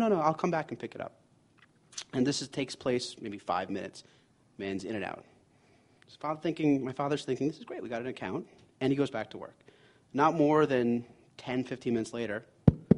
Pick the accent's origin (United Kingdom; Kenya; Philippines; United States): United States; New York; also born or lived in Boston; I'm a New Yorker.